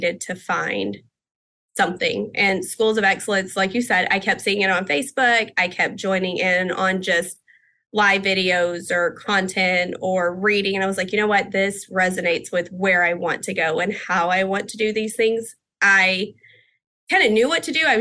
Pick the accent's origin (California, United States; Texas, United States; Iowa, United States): Texas, United States; I am from the Texas area. Our center is in Pasadena, Texas